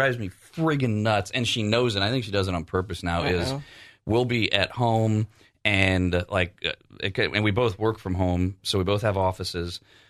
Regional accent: the South, United States; yeah, I'm from the South. I know how to make ribs.

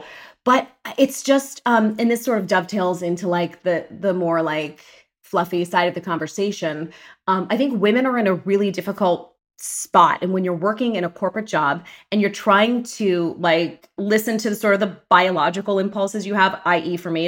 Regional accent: Pittsburgh, Pennsylvania, United States; I'm from Pittsburgh, Pennsylvania. Yay. Go Steelers. Go Penguins. Go Pirates. Born and raised, huge Italian-American family.

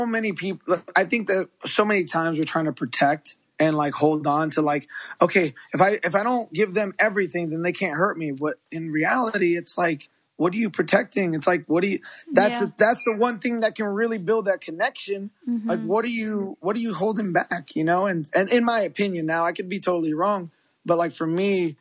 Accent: Chicago, Illinois, United States; first language Spanish; English is a second language; we're both from Chicago

